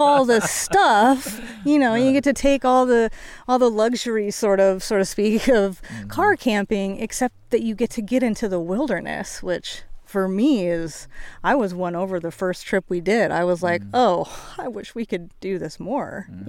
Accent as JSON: {"language": "English", "region": "Washington", "country": "United States", "said": "I'm from Washington, where you know we do a lot of backpacking"}